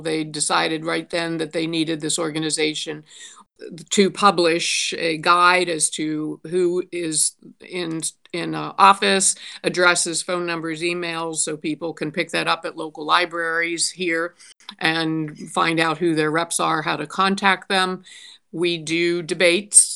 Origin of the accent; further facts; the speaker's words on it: Pittsburgh, Pennsylvania, United States; now in Toledo, United States; I'm originally from Pittsburgh. Um, have lived in Toledo for thirty years